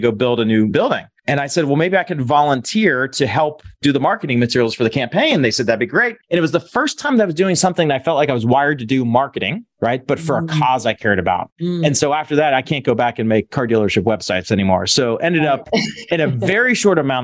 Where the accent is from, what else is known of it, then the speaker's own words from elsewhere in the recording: Pittsburgh, Pennsylvania, United States; I grew up in Pittsburgh, Pennsylvania, born and raised, went to college there